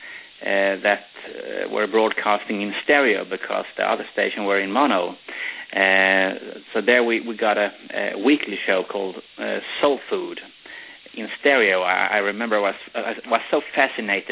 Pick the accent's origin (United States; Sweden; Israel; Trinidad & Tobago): Sweden; English is a second language; I'm a Swede, so you don't have to wonder why I have a strange accent